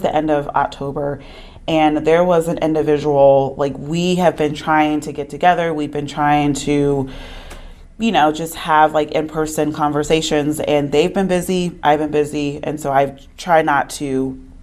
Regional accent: Concord, North Carolina, United States; I was born in Concord, North Carolina.

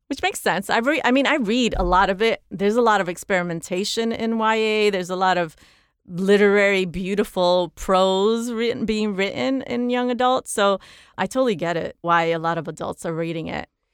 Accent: New York City, New York, United States; moved away as an adult; now in Los Angeles, United States; I grew up in the Bronx and because I grew up in the housing projects

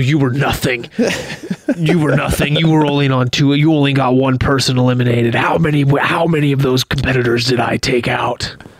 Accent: United States; as an American

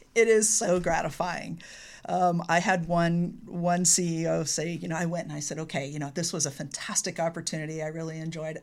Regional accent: California, United States; born or raised there

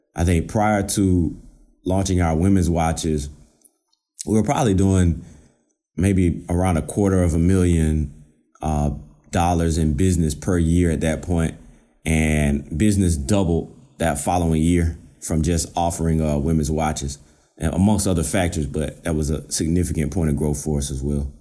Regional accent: Georgia, United States; moved away as an adult; now in Virginia, United States; I'm originally from Georgia

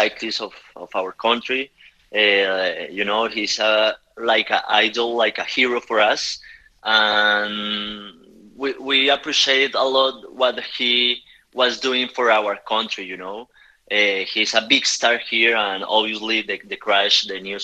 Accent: Bogotá, Colombia; English is a second language; I'm from Bogota

